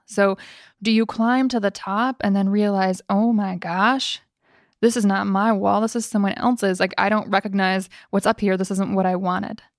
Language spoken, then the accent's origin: English; Midwest, United States; moved away; I came from the Midwest